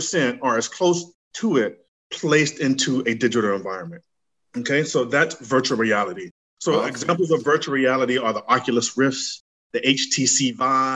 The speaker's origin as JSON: {"language": "English", "town": "Gainesville", "region": "Florida", "country": "United States", "tie": "born or raised there", "also_born_or_lived": "New York", "moved": "as an adult", "lives_now": "Atlanta, United States", "said": "I'm from Gainesville, Florida. I was raised in Gainesville, Florida"}